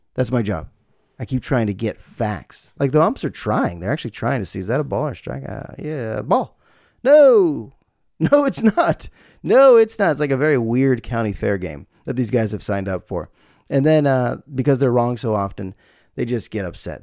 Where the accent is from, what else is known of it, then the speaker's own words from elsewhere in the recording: United States; also born or lived in Bay Area, California; my life as an American living in the Bay Area